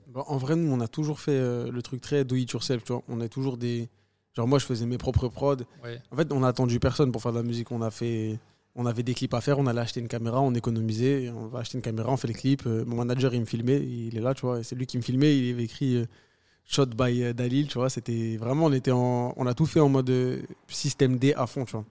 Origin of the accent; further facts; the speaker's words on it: France; je me considère 100% algérien, 100% euh, français